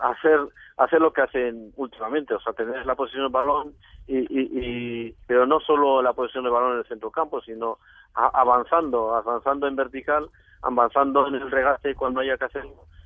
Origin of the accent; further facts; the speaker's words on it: Morocco; born there; yo nací en Marruecos hace mucho tiempo